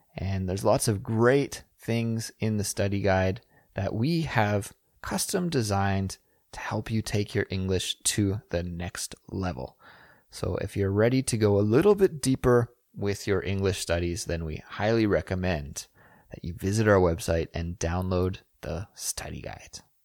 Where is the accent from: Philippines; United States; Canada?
Canada; Kelowna, British Columbia; my hometown of Kelowna, B C